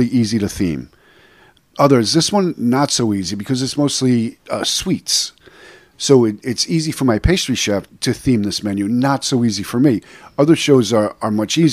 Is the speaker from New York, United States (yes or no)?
yes; New York City, New York, United States; moved away as an adult; now in Tampa, United States; I'm from New York originally, from Brooklyn.